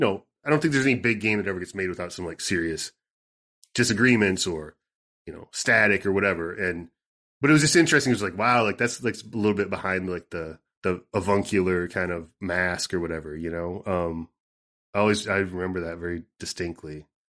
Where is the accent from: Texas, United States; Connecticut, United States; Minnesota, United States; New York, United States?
Minnesota, United States; southern; where I grew up, I mean, in southern Minnesota